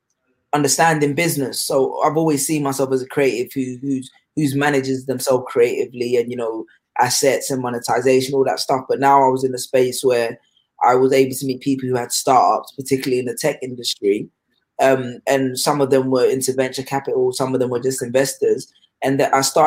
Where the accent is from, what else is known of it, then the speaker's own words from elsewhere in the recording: London, United Kingdom; also born or lived in Ghana / Sheffield; I grew up in London. My family's originally from Ghana, but most of my although I spent time in Ghana when I was younger, most of my identity has been shaped by my time in London, particularly North London, Wood Green